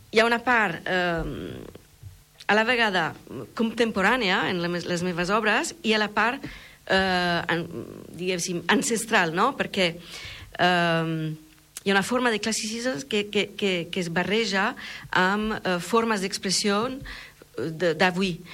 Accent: France; Catalan is a second language; also born or lived in Milan, Italy; now in Tarragona, Spain; a Milà, eh, he crescut una part de la meva vida allà, eh, he viscut a França, eh, una gran part, soc francesa, però i, i al final eh, he, he, he acabat aquí a, a, a, al, al costat de, la, eh, de les platges de Tarragona

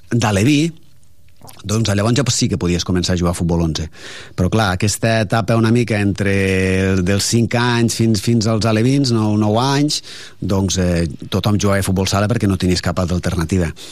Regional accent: province of Lleida, Catalonia, Spain; now in Tarragona, Spain; el meu poble és un poble petit, com són tots els de majoria de Lleida, uns... dintre de la, del que és la província no està malament, tenim 2.000 habitants, i llavors, evidentment, eh, estem parlant de, de l'any... Jo vaig néixer l'any 68

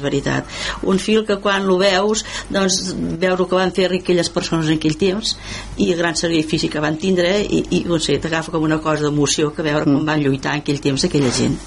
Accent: El Masroig, Catalonia, Spain; moved away; al poble, que sóc del Moster

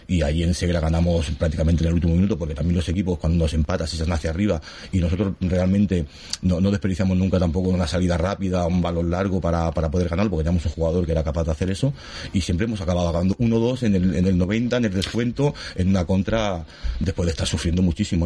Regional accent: Gavà, Catalonia, Spain; yo soy gabanés, yo nacido aquí, yo soy del Gabá

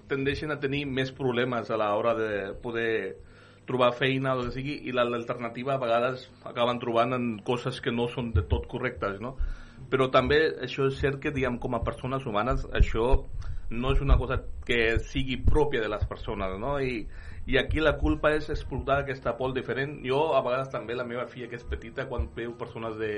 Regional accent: Badalona, Catalonia, Spain; jo, que vinc de Badalona

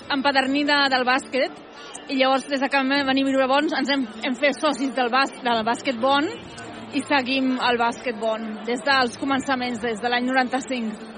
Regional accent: Catalonia, Spain; moved away as an adult; now in Bonn, Germany; soc catalana fa 30 anys que visc aquí

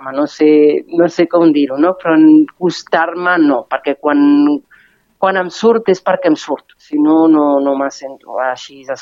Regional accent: Spain; first language Catalan; de seguida vaig canviar en català la bústia groga perquè m'hi sentia més còmoda, perquè és la meva llengua materna

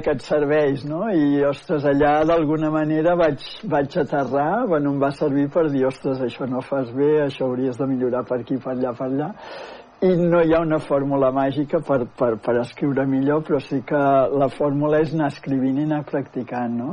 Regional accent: Manlleu, Catalonia, Spain; moved away as an adult; also born or lived in Barcelona; now in Manresa, Spain; sóc de Manlleu, tot i que des dels 19 anys que vaig marxar a estudiar a Barcelona ja no hi he tornat a viure

